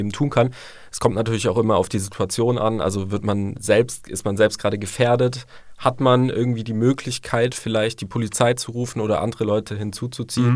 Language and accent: German; St. Georgen im Schwarzwald, Baden-Württemberg, Germany; Ich komme äh, aus St. Georgen im wunderschönen Schwarzwald